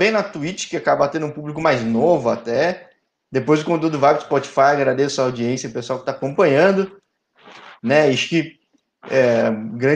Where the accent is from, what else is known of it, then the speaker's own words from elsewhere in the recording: Campo Mourão, Paraná, Brazil; born there; Sou paranaense, nasci